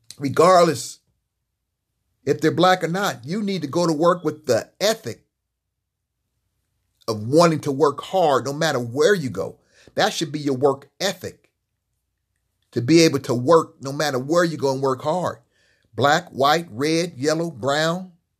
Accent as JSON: {"language": "English", "town": "Los Angeles", "region": "California", "country": "United States", "tie": "born or raised there", "said": "When I was growing up in Los Angeles, there were black businesses in East LA, West LA, Central LA, and South LA."}